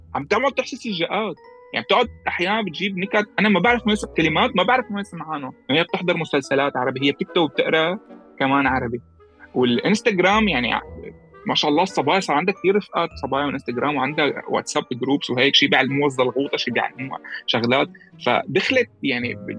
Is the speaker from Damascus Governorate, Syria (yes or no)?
no; Latakia, Latakia Governorate, Syria; moved away; انا من اللاذقيه